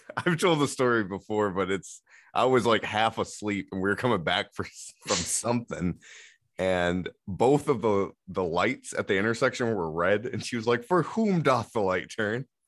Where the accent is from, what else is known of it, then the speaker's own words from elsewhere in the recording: Remus, Michigan, United States; also born or lived in Muskegon, Michigan; now in Zeeland, United States; I grew up in Remus